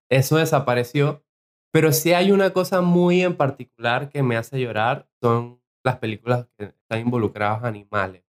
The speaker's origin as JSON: {"language": "Spanish", "country": "Venezuela", "moved": "yes", "said": "Vengo de Venezuela"}